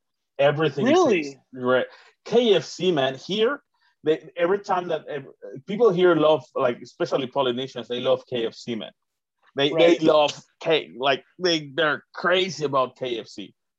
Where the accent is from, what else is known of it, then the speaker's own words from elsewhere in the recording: Mexico; I'm not American. I'm Mexican, so I obviously